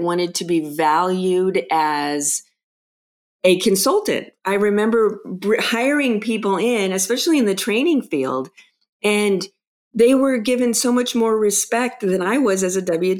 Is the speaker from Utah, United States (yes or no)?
no; Los Angeles, California, United States; growing up in Los Angeles, I was the youngest of six kids